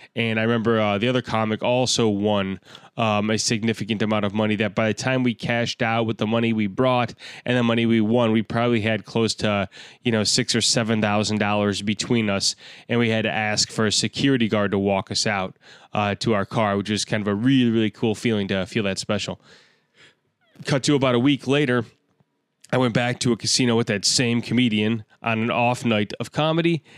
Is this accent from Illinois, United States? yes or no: yes; Chicago, Illinois, United States; I am a comedian from Chicago, Illinois